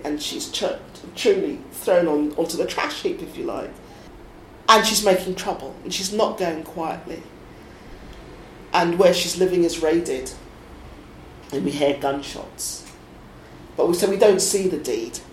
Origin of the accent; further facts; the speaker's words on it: Suffolk, East of England, United Kingdom; also born or lived in East London; I was born in East London, we moved to Suffolk